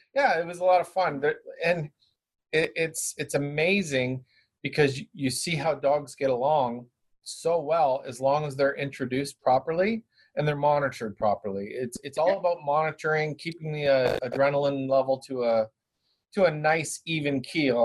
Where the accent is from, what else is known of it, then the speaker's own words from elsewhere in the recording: Brantford, Ontario, Canada; now in Guelph, Canada; I actually live in Guelph. I grew up in Brantford